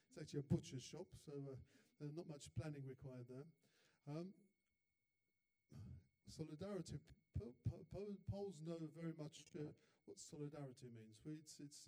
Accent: London, United Kingdom; now in Poland; I was actually born in London. That's where the accent comes from

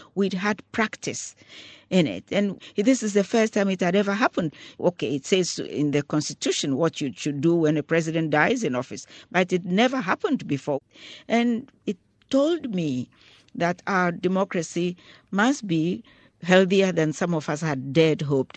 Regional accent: Ghana; as a Ghanaian

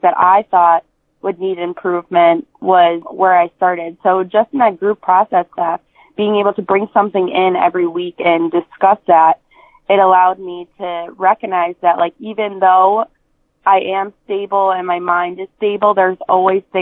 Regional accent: Scranton, Pennsylvania, United States; my hometown of Scranton, PA

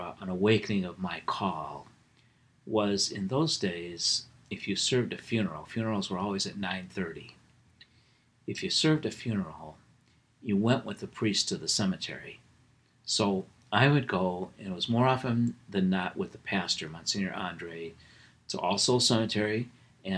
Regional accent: Wickliffe, Ohio, United States; I grew up in Wycliffe

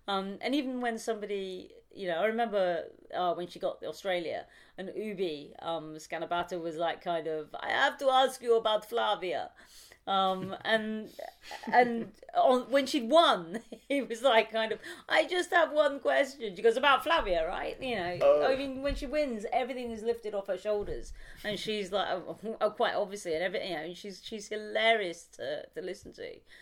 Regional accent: United Kingdom; being a Brit

